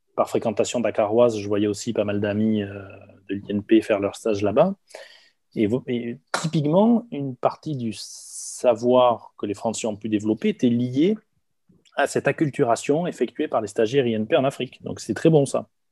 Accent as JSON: {"language": "French", "area": "Hautes-Pyrénées", "region": "Occitania", "country": "France", "said": "je viens des Hautes-Pyrénées"}